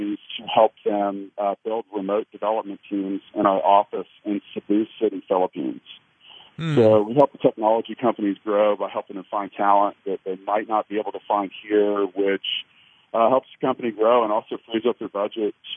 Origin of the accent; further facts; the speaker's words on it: Leawood, Kansas, United States; Well, I am a Kansas City native. I grew up in Leawood. I still live there now